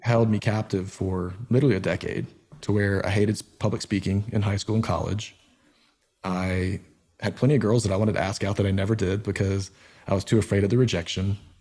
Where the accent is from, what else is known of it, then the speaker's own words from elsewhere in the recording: Georgia, United States; moved away as an adult; also born or lived in Nashville; growing up in Georgia